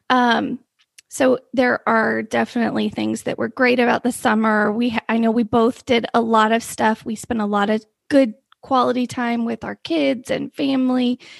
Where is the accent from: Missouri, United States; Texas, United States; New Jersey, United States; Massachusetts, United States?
Texas, United States; we're from Texas.